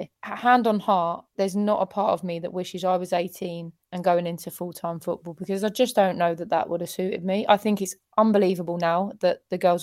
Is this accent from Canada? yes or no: no; England, United Kingdom; as an English person